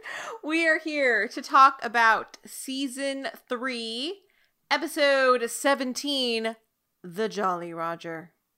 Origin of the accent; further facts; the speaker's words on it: California, United States; now in East Coast, United States; I'm from California, but, like, I live on the East Coast now